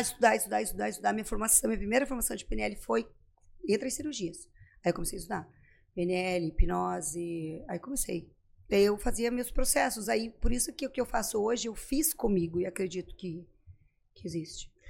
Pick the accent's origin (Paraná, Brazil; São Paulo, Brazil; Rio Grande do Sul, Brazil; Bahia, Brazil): Paraná, Brazil; Pato Branco; moved away as an adult; also born or lived in Santa Maria / Recife / Caruaru / Florianópolis; eu sou de Pato Branco, Pato Branco daí